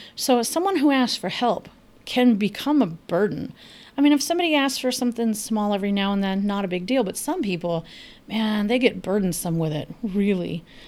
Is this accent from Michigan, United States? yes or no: no; Los Angeles, California, United States; moved away; I am originally from Los Angeles. I grew up with great tacos.